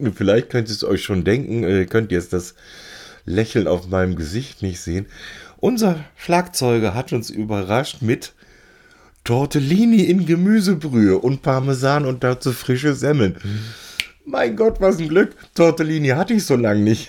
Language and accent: German; Cologne, North Rhine-Westphalia, Germany; also born or lived in Bielstein; als Kölner